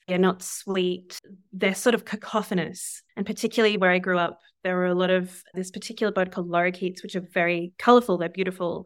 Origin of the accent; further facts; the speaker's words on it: Southeast Australia, Australia; moved away as an adult; now in New York, United States; the southeast of Australia where I'm from